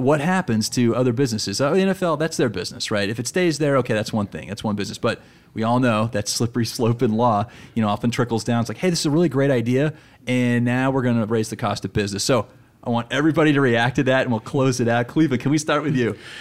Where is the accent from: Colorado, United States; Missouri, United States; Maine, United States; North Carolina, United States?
Colorado, United States; Denver; I'm from Denver